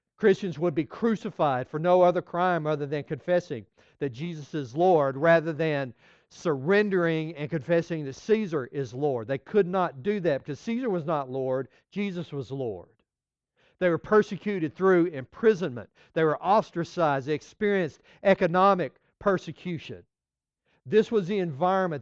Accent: West Texas, United States; moved away as an adult; also born or lived in Florida Keys; I grew up in West Texas

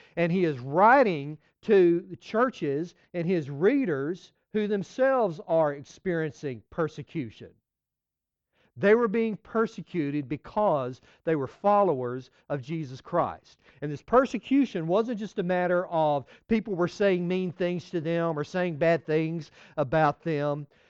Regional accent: West Texas, United States; moved away as an adult; also born or lived in Florida Keys; I grew up in West Texas

